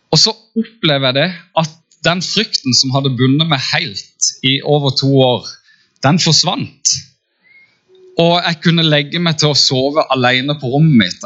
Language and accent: Norwegian; Farsund, Agder, Norway; now in Kristiansand, Norway; jeg kommer egentlig fra Farsund og har bodd i Kristiansand siden 97